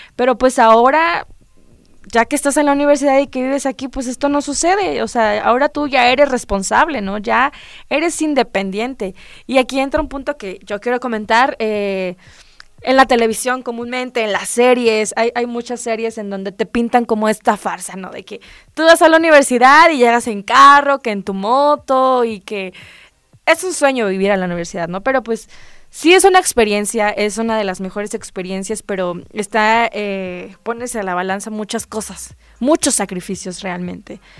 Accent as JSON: {"language": "Spanish", "town": "Acajete", "region": "Puebla", "country": "Mexico", "said": "yo soy de un municipio antes, yo soy de Acajete"}